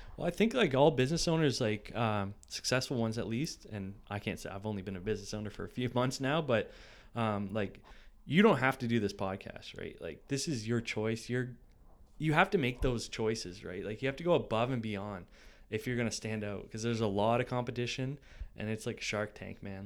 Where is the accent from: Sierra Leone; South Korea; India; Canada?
Canada; Ancaster, Ontario; also born or lived in Burlington / Brantford / Dundas; I grew up in Ancaster